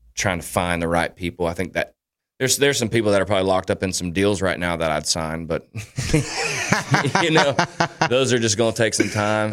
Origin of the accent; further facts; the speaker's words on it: Daytona Beach, Florida, United States; my hometown of Daytona